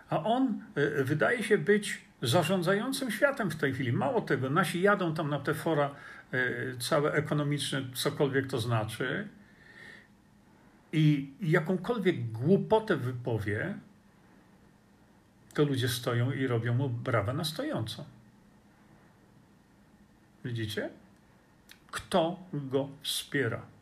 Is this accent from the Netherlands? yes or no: no; Australia; Bardzo mi przykro z tego powodu, bo ja jestem Australijczykiem.